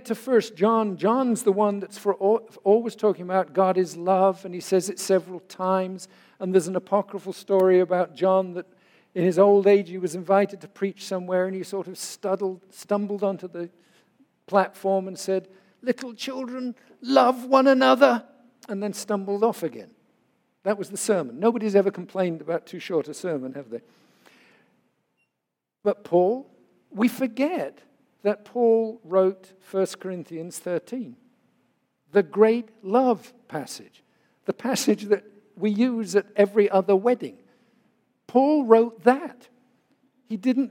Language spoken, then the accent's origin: English; England, United Kingdom; moved away; an Englishman who was raised to believe that boys don't cry